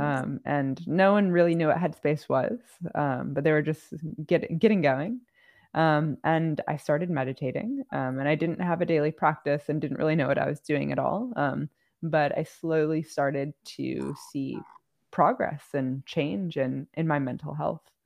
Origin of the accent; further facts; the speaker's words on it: outside Chicago, Illinois, United States; I grew up outside Chicago